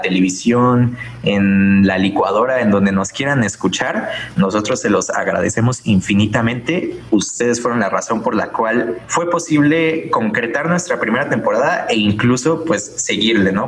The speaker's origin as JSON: {"language": "Spanish", "country": "Mexico", "said": "somos mexicanos"}